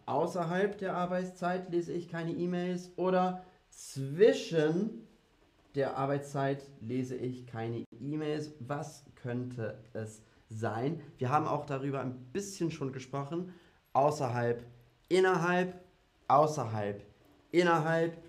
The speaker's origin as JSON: {"language": "German", "country": "United Kingdom", "second_language": "German", "moved": "yes", "lives_now": "Berlin, Germany", "said": "Also ich komme ursprünglich aus Großbritannien"}